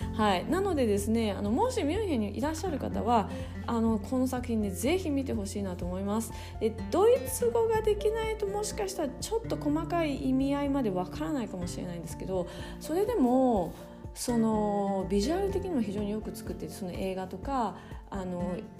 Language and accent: Japanese; Japan; moved away as an adult; also born or lived in Munich, Germany; now in Germany; 日本で生まれ育ってここにいる